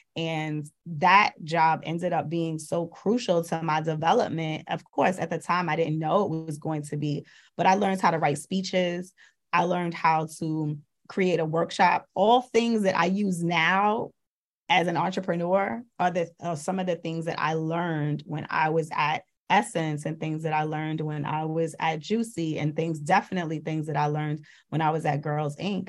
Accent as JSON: {"language": "English", "town": "New York City", "region": "New York", "country": "United States", "said": "I'm also from Brooklyn."}